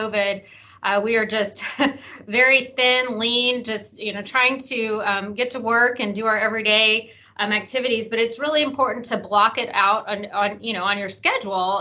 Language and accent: English; Memphis, Tennessee, United States; moved away as an adult; also born or lived in Arizona; I moved back to Memphis, my hometown